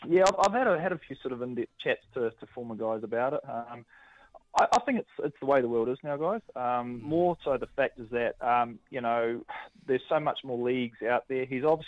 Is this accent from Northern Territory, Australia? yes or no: yes; Northern Territory, Australia; born there; where I was actually born was Crocodile Dundee country, so I was born way up in Northern Territory